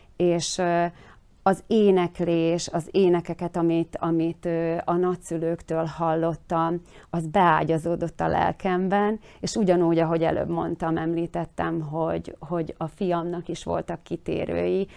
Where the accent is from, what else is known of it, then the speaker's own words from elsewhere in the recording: Slovakia; mi itt ö, Szlovákiában meg szeretnénk maradni magyarként